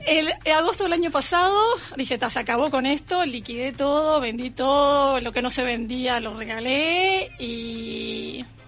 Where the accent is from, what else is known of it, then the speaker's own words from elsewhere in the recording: Uruguay; moved away; soy uruguaya